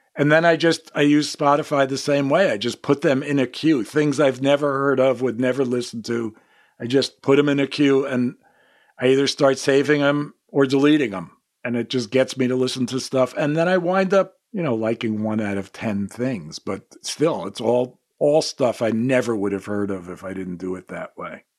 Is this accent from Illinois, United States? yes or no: no; New York, United States; I grew up in New York